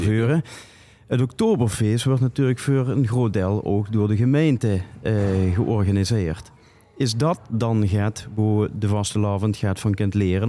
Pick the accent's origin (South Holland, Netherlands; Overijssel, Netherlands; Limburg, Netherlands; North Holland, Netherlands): Limburg, Netherlands; Sittard; ik kom uit Zittert